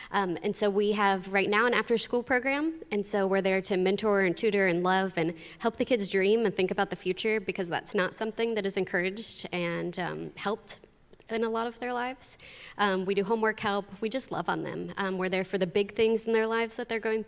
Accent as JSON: {"language": "English", "country": "United States", "tie": "born or raised there", "also_born_or_lived": "Honduras", "moved": "as an adult", "said": "I grew up here and started to go to youth group here"}